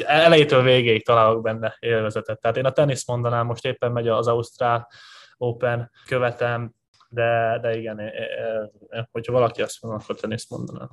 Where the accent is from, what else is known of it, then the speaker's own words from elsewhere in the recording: Hungary; moved away as an adult; also born or lived in Los Angeles / Szombathely / Körmend; magyar vagyok